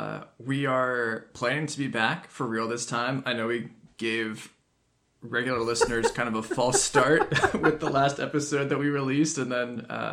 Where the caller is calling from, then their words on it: Charlottesville, Virginia, United States; I'm … from Charlottesville, Virginia